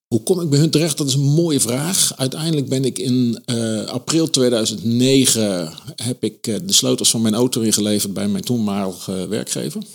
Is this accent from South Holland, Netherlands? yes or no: no; Eindhoven, North Brabant, Netherlands; 69 geboren in, eh, in Eindhoven.